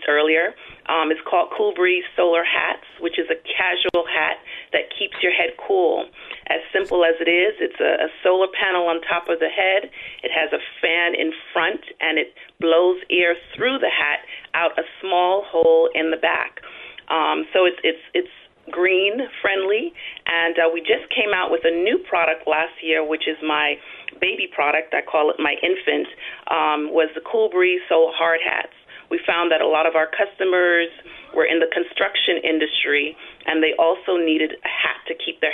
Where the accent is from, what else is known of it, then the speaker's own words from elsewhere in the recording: New York City, New York, United States; now in Central California, United States; I am originally from New York City. I migrated here to California, Central California